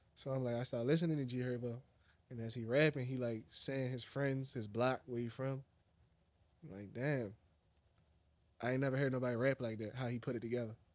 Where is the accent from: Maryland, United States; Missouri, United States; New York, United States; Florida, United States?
Maryland, United States; Baltimore; I'm from Northeast Baltimore